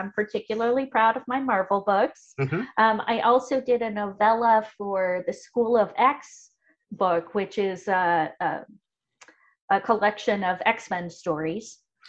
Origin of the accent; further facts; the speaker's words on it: Ohio, United States; I grew up in a small town in Ohio.